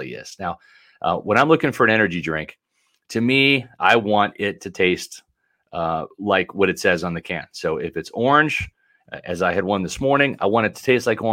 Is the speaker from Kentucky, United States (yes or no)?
no; Northern Virginia, United States; moved away; I was born in Northern Virginia